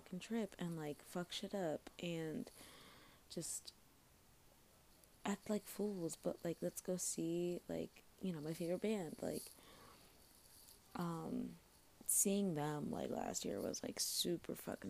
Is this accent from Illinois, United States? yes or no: yes; Chicago, Illinois, United States; I'm obviously from Chicago